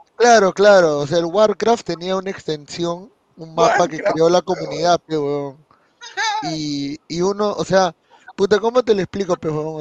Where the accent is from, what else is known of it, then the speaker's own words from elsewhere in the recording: Peru; como buenos peruanos